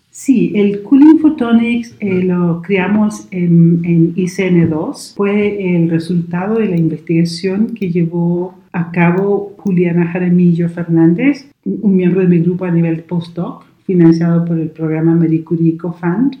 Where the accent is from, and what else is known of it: Chile; born or raised there; moved away as an adult; also born or lived in United Kingdom; now in Braga, Portugal